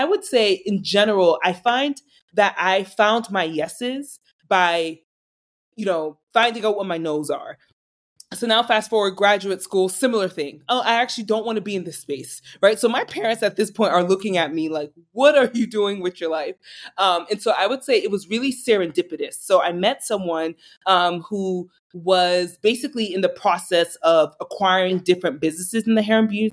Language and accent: English; Boston, Massachusetts, United States; moved away as an adult; also born or lived in New York; born and raised in Boston, lived in New York for a couple of years